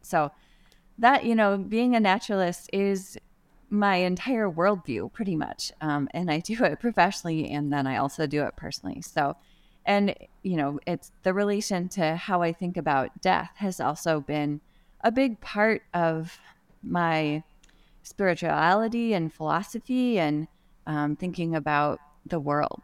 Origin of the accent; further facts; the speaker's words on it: Midwest, United States; where I grew up in the Midwest